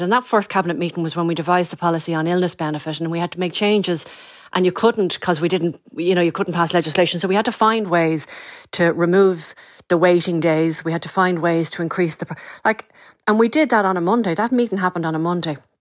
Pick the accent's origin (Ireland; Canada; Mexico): Ireland; North County Dublin, Leinster; I grew up in North County, Dublin.